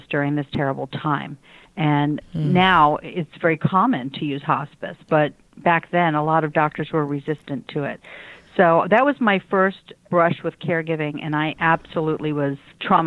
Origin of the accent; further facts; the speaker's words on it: Washington, District of Columbia, United States; now in Lake Worth, United States; I grew up in the Washington, D.C. area